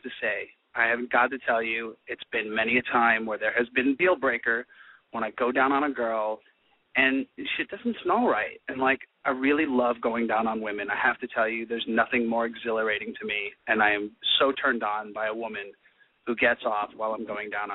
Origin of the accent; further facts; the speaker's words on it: New York City, New York, United States; I'm from New York. I hail from Queens.